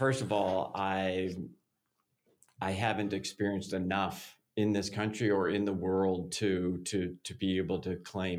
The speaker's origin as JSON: {"language": "English", "town": "Chicago", "region": "Illinois", "country": "United States", "tie": "born or raised there", "said": "Big fun. Chicago."}